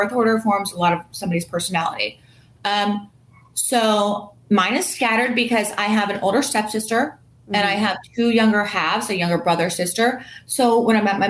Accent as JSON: {"language": "English", "area": "Space Coast", "region": "Florida", "country": "United States", "said": "We're all from the Space Coast. If you look at my phone number, my area code's 321"}